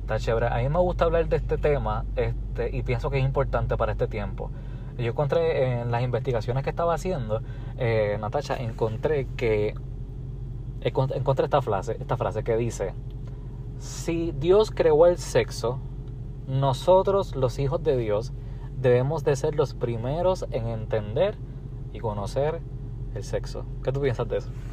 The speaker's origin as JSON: {"language": "Spanish", "country": "Puerto Rico", "said": "soy de Puerto Rico."}